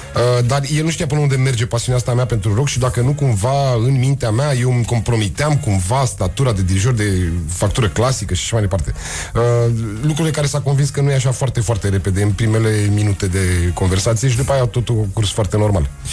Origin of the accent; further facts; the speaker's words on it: Bucharest, Romania; Eu crescând în Berceni. Ah. Eu fiind bucureștean, bercenar de născare